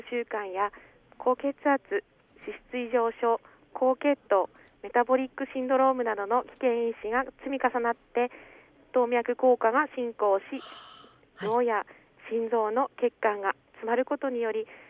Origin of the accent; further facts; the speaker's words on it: Gonohe, Aomori, Japan; also born or lived in Hachinohe; 八戸市で生まれ五戸町育ちで高校大学を県内で過ごし